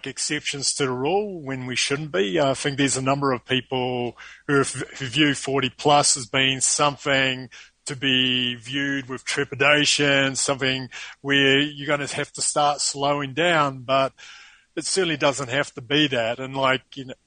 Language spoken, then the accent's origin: English; New Zealand; accent: New Zealand; moved away as an adult; now in Sao Paulo, Brazil; It's actually a New Zealand accent.